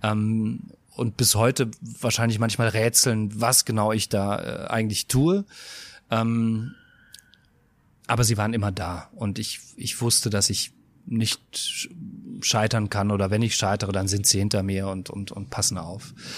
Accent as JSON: {"language": "German", "area": "Westerwald", "region": "Rhineland-Palatinate", "country": "Germany", "said": "ich komme aus dem, aus dem Westerwald"}